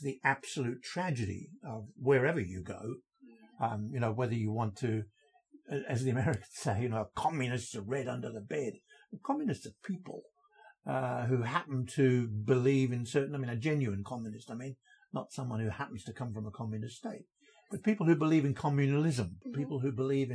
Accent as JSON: {"language": "English", "region": "England", "country": "United Kingdom", "moved": "yes", "lives_now": "Australia", "said": "being an Englishman brought up with the notion of the British Empire"}